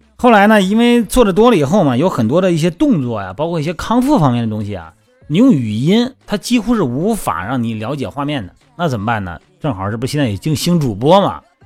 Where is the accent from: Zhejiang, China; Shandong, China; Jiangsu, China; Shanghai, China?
Shandong, China; 我老家山东哈，我们那边儿吃饭讲究是先吃饭后喝汤